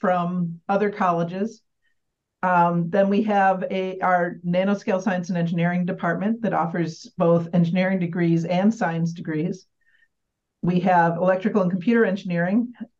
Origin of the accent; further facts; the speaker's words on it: Michigan, United States; moved away as an adult; now in Albany, United States; I grew up in Michigan. I spent most of my career in Michigan.